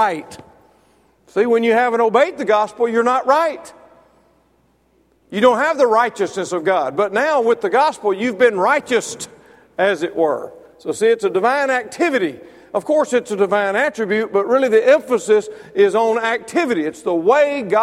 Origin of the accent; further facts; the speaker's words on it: Mississippi, United States; now in Alabama, United States; I'm from Mississippi